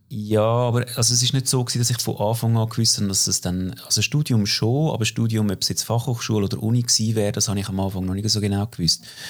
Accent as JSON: {"language": "German", "town": "Opfikon", "region": "Zurich", "country": "Switzerland", "tie": "born or raised there", "said": "Ich bin aufgewachsen in Glabruck, Opfiker Glabruck, also typische Vorstadt von Zürich"}